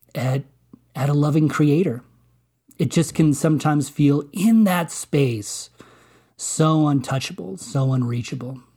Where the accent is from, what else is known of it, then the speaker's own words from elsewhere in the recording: Colorado, United States; also born or lived in Alamosa, Colorado; I grew up in Colorado, right? I live in Colorado, uh, have lived here all this, all these many, many years